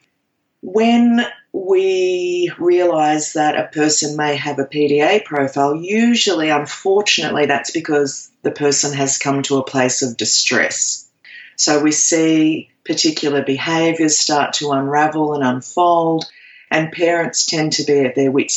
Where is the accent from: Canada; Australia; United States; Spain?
Australia; I am an Aussie.